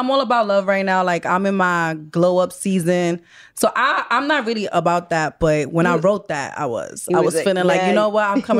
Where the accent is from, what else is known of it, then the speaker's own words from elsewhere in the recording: New York City, New York, United States; Yeah, I was born in Bellevue Hospital.